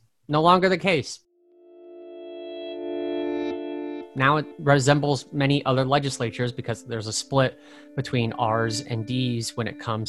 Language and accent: English; New Jersey, United States; very nice suburbs in New Jersey, right? That's outside of New York City. And I don't think people in my hometown would care to think about New York City much